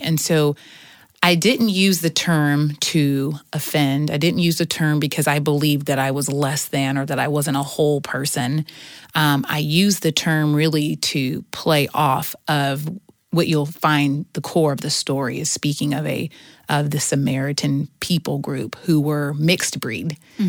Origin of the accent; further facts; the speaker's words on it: Houston, Texas, United States; also born or lived in Seattle; And so when I was 2, so I was born in Seattle. Mm-hmm. When I was 2, we moved to Houston, Texas, where I started kindergarten.